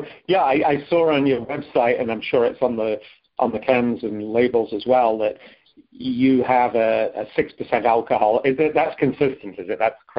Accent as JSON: {"language": "English", "region": "England", "country": "United Kingdom", "moved": "yes", "said": "I'm from England"}